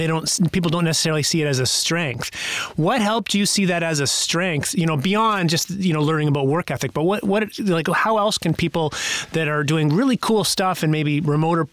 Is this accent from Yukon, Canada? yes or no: yes; Whitehorse, Yukon, Canada; also born or lived in Vancouver; now in New Brunswick, Canada; I grew up in the Yukon Territory